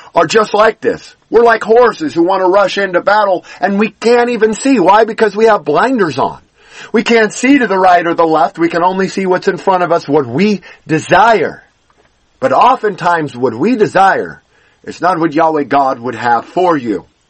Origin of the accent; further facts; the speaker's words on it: Los Angeles, California, United States; when I was growing up in Los Angeles